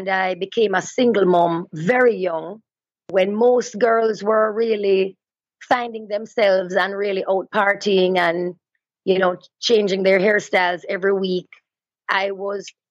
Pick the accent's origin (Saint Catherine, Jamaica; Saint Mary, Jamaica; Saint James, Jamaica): Saint Catherine, Jamaica; Linstead; also born or lived in Kingston, Jamaica; I was born in Kingston and my family moved to a farm in Linstead, St. Catherine, which is rural Jamaica, when I was maybe about 7 years old. And so I sort of shared both worlds, both rural Jamaica and the city life, because I went to school in the city